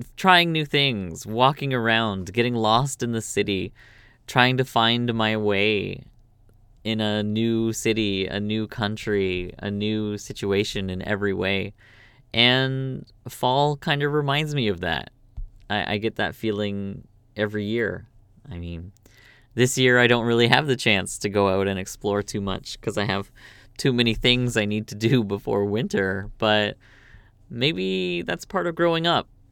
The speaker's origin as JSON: {"language": "English", "country": "Canada", "also_born_or_lived": "Korea", "moved": "as an adult", "lives_now": "South Korea", "said": "I'm from Canada"}